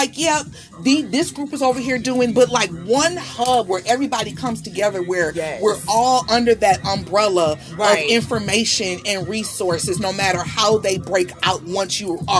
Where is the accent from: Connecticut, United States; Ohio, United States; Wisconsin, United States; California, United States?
Wisconsin, United States; Milwaukee; moved away; I'm from Milwaukee.